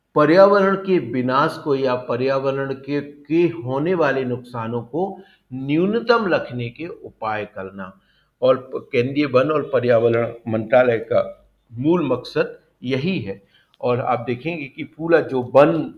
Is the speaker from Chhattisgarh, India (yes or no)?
yes; Chhattisgarh, India; also born or lived in Madhya Pradesh (family origin) / Durg / Raipur; मूलतः हमारा परिवार एमपी का है आ, लेकिन मैं का का, काफ़ी वर्षों मेरे पिता बड़े पिताजी शुरू से ही छत्तीसगढ़ में रहे हैं